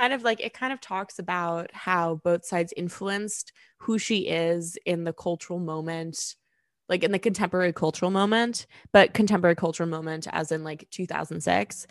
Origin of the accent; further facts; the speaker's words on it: New York, United States; growing up in New York